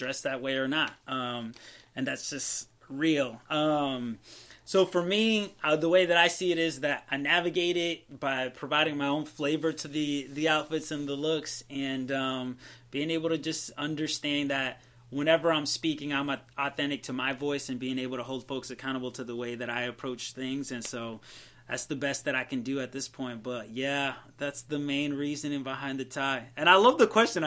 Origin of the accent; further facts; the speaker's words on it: Massachusetts, United States; moved away as an adult; also born or lived in Tallahassee; I grew up in Massachusetts